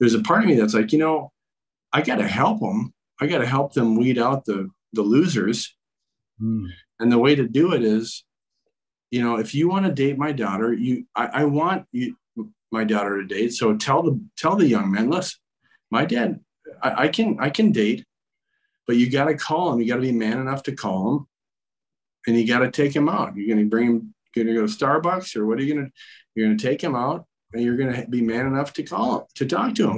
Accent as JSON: {"language": "English", "region": "Minnesota", "country": "United States", "tie": "born or raised there", "said": "I grew up in Minnesota, small river town kid right on the Mississippi, and decided to stay home and play for the Gophers"}